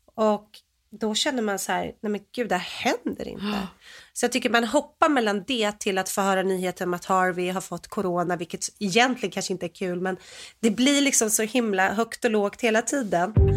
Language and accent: Swedish; Sweden; moved away; som svensk